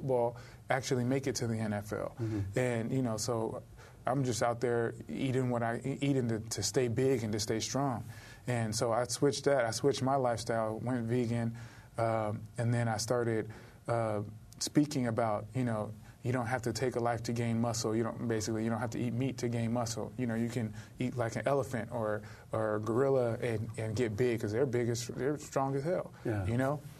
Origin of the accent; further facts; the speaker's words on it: Los Angeles, California, United States; I'm from South Central